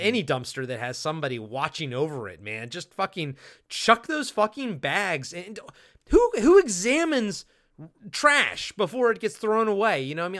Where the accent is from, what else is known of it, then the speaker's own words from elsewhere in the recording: Maryland, United States; accent: Maryland; so many people call out my Maryland accent